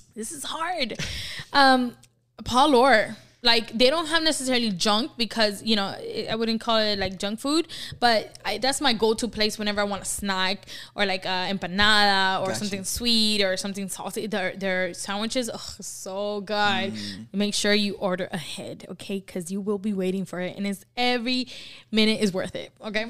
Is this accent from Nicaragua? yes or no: yes; Nicaragua; I'm from Nicaragua